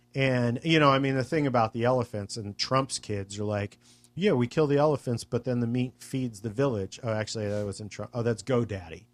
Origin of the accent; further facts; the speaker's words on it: United States; as an American